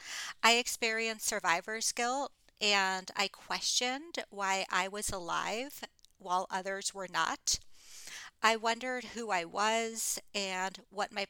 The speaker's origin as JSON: {"language": "English", "town": "Fort Lauderdale", "region": "Florida", "country": "United States", "tie": "born or raised there", "moved": "as an adult", "said": "I moved back to my hometown of Fort Lauderdale, Florida"}